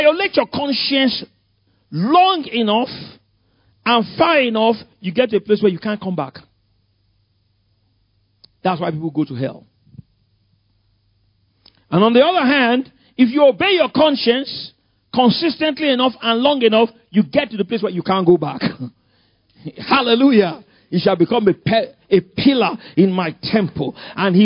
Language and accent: English; Lagos, Nigeria; I grew up in Ikoyi. Victoria Island.